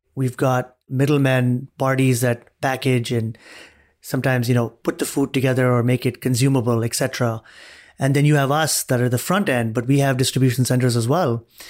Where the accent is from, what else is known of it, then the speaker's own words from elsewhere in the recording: Dubai, United Arab Emirates; moved away as an adult; also born or lived in Arizona, United States; now in United States; I was born and raised in Dubai, grew up there, came to the U S as an undergrad